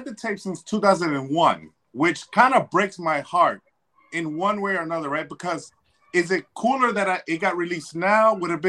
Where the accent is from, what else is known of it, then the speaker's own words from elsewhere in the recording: New York City, New York, United States; also born or lived in Dominican ancestry; now in Connecticut, United States; I'm from Washington Heights.